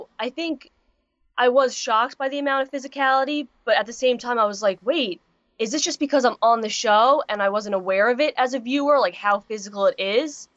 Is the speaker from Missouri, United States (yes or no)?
no; Long Island, New York, United States; I come from New York